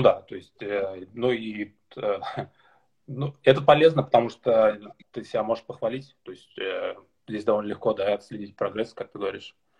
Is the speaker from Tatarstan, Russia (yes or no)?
yes; Karabash, Tatarstan, Russia; born or raised there; moved away as an adult; also born or lived in Kazan, Russia; now in Denmark